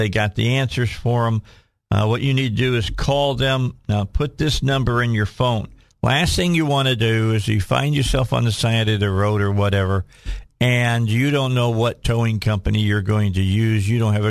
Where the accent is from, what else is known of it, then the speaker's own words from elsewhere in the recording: Midwest, United States; now in Arkansas, United States; I grew up in the Midwest where it is flat as a pancake.